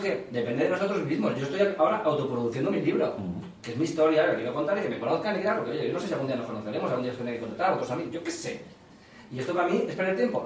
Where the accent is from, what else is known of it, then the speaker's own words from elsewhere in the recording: Mislata, Valencian Community, Spain; yo soy de Mislata